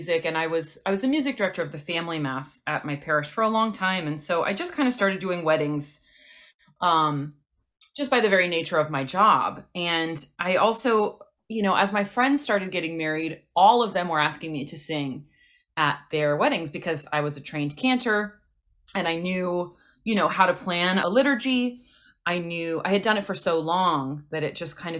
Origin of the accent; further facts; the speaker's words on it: Los Angeles, California, United States; I was born and raised in Los Angeles